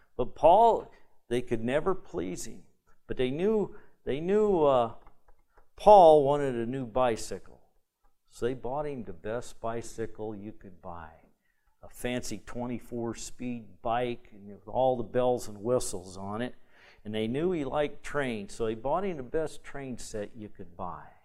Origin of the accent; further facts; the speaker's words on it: Michigan, United States; I'm from Michigan